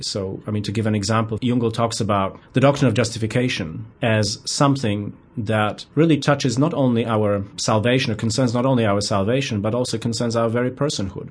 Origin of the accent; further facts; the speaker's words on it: southern Poland, Poland; now in Birmingham, United States; I grew up in a very small pocket of Lutheranism in the south of Poland